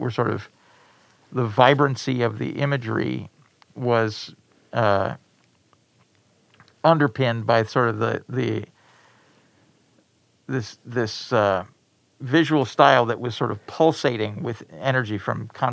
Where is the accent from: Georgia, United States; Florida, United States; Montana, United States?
Montana, United States; moved away as an adult; I grew up in Montana.